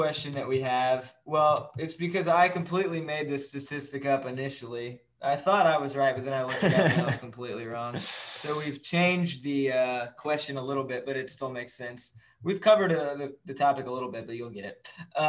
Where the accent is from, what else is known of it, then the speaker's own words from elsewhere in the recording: Atlanta, Georgia, United States; especially when I was growing up in Atlanta.